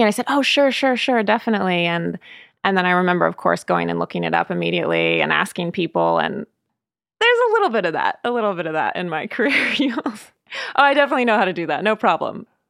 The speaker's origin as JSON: {"language": "English", "town": "Sebastopol", "region": "California", "country": "United States", "tie": "born or raised there", "also_born_or_lived": "Los Angeles", "moved": "as an adult", "said": "I grew up in Sebastopol, which is now definitely a well-known wine region"}